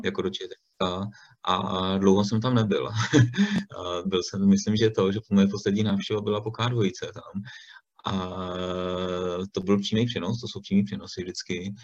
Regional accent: Stříbro, Plzeň Region, Czechia; já jsem původem ze Stříbra

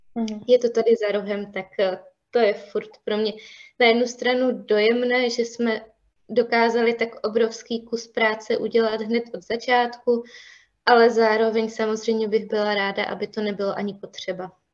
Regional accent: Havířov, Moravian-Silesian Region, Czechia; já jsem původem z Havířova

